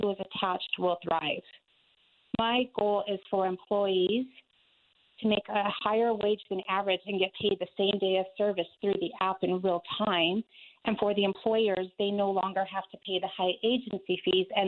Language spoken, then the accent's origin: English; Albuquerque, New Mexico, United States; now in Aurora, United States; I am originally from Albuquerque, New Mexico